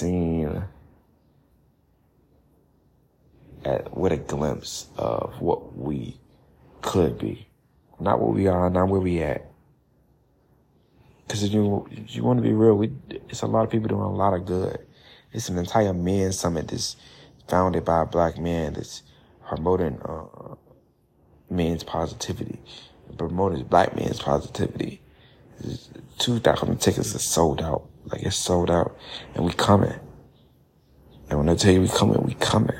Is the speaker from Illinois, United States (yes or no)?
yes; Chicago, Illinois, United States; I'm from Chicago